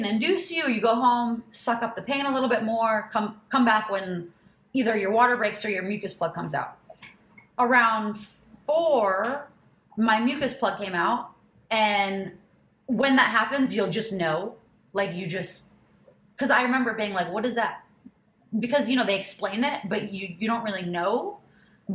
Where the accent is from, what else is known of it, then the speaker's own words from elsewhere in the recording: Michigan, United States; now in New York City, United States; I'm from Michigan